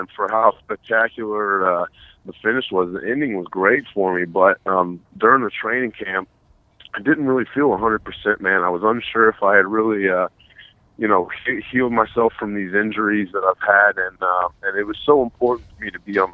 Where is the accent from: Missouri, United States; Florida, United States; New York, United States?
Florida, United States; Tallahassee; now in Miami, United States; I'm from Tallahassee. I grew up in Tallahassee.